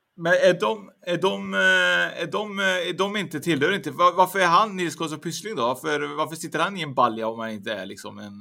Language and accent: Swedish; Trollhättan, Västra Götaland, Sweden; där jag kommer från, Trollhättan